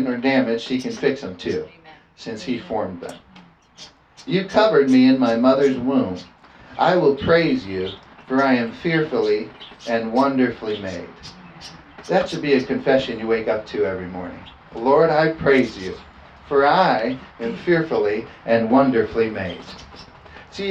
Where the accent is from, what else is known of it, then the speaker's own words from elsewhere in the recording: California, United States; I was from California